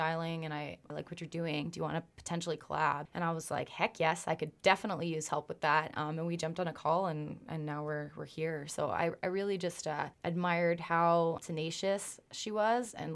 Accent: Stavely, Alberta, Canada; I'm from Stavely, Alberta originally.

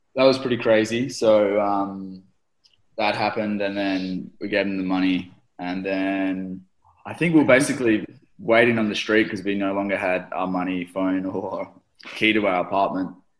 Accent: Australia; I'm from Australia.

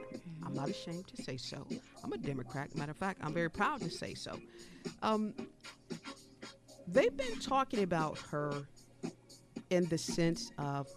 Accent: New York City, New York, United States; now in Cleveland, United States; I'm from New York City.

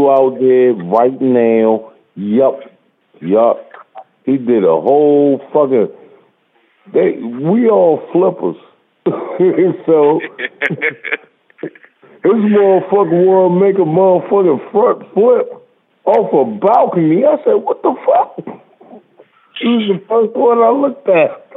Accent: Jamaica; now in Maryland, United States; I'm Jamaican

